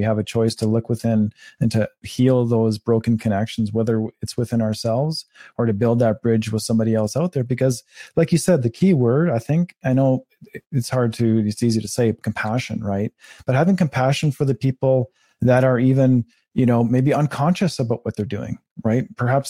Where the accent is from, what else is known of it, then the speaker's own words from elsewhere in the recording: Canada; And as a Canadian, I've never seen this country like this